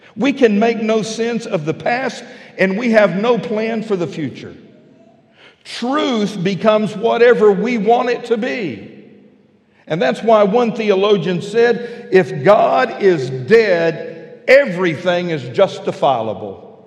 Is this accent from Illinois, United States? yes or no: no; West Texas, United States; now in Fort Smith, United States; I'm a flatlander. I grew up out in West Texas where roads are flat and straight